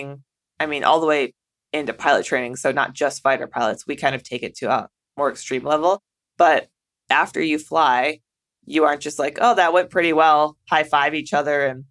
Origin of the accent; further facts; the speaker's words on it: a small town in the Midwest, United States; moved away as an adult; also born or lived in Las Vegas / Japan; when you're from a small town in the Midwest